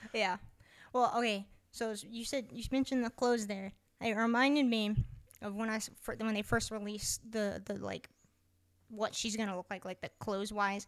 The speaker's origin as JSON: {"language": "English", "country": "United States", "said": "we're American"}